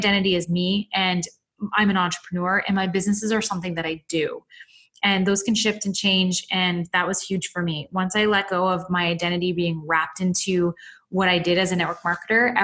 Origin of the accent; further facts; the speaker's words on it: Canada; I'm a Canadian